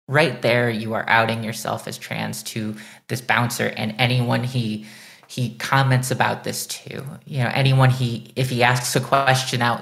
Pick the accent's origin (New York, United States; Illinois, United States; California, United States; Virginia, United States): Illinois, United States; I was born in Illinois, I was raised in Illinois, I live in Chicago